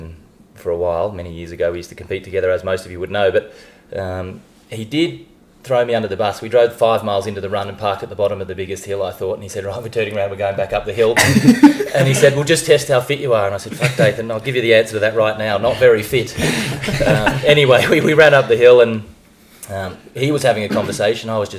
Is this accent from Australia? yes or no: yes; Australia; back home in Australia